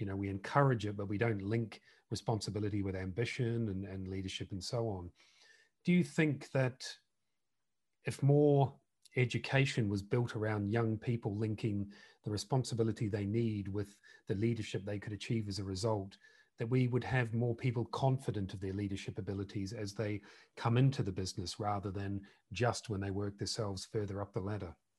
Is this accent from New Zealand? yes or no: yes; New Zealand; now in United Kingdom; We're both originally from New Zealand